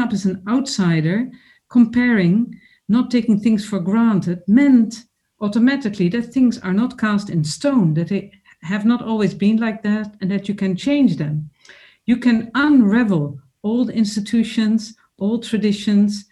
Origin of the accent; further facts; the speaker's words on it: Netherlands; I grew up in the Netherlands as a child of migrants from Sweden and Finland